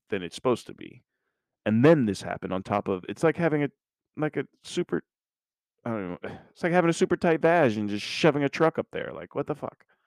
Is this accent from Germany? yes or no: yes; Mannheim, Baden-Württemberg, Germany; I was born in Germany, Mannheim, Baden-Württemberg